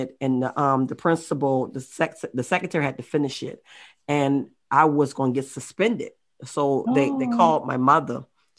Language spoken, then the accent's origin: English; Baltimore, Maryland, United States; moved away; also born or lived in Charleston, South Carolina; I'm the youngest of 5 kids, and I was raised up in a single family household. I moved from Baltimore, Maryland to Charleston, South Carolina.